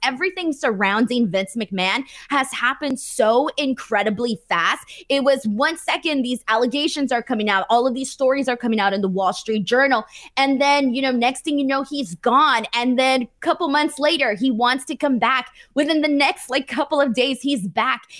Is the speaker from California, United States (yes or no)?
yes; Los Angeles, California, United States; my hometown of, uh, you know, Los Angeles, California